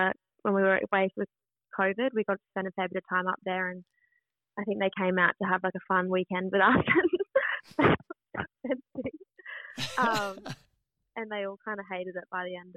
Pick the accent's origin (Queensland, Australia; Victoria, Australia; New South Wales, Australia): Queensland, Australia; Brisbane; I grew up in Brisbane, but where we bought our block in 2016 is where my dad grew up